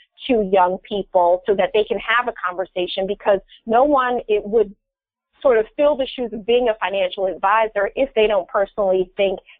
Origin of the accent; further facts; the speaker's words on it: Philadelphia, Pennsylvania, United States; here in Philadelphia, which is my hometown